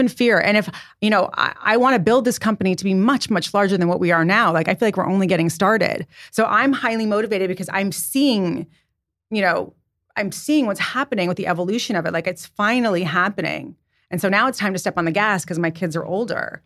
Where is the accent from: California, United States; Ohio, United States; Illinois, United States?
California, United States; Santa Barbara; also born or lived in San Diego; now in New York City, United States; I was raised in Santa Barbara